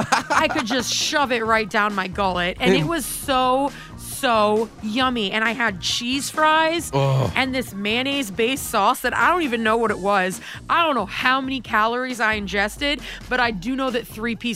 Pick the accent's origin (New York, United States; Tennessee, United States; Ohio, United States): Tennessee, United States; Memphis; now in Tualatin, United States; Now, I'm originally from Memphis, Tennessee